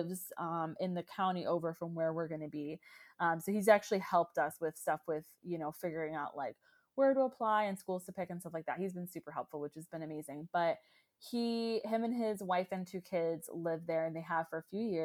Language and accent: English; Orlando, Florida, United States; moved away as an adult; also born or lived in Baltimore; now in Washington, DC, United States; I am a Florida girl. I was born and raised in Orlando.